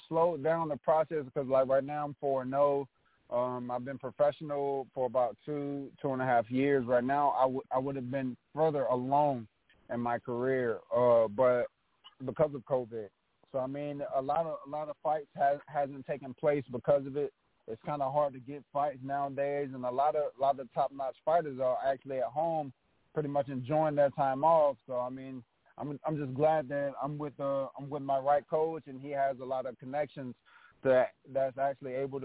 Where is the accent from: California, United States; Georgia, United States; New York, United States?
Georgia, United States; I'm from Georgia, and Georgia is a big football state